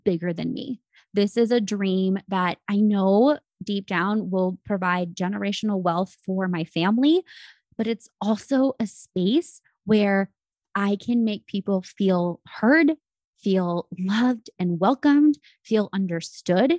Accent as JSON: {"language": "English", "area": "San Francisco Bay Area", "region": "California", "country": "United States", "tie": "born or raised there", "moved": "as an adult", "lives_now": "Arizona, United States", "said": "I was raised in the Bay Area, which, as you know, I'm sure you've seen, the San Francisco Bay Area"}